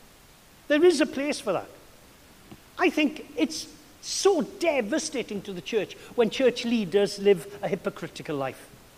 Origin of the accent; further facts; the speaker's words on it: Wales, United Kingdom; now in Massachusetts, United States; It's like being a Welshman abroad